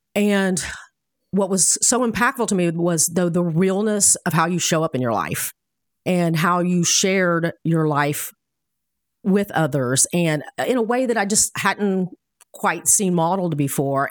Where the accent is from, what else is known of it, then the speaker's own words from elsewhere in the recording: Miami, Florida, United States; I was born in Miami